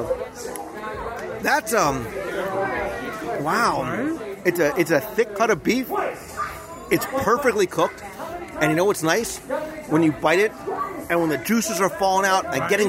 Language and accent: English; United States; moved away; also born or lived in Philadelphia; I come from the Jersey, Philadelphia. I went to school near Philadelphia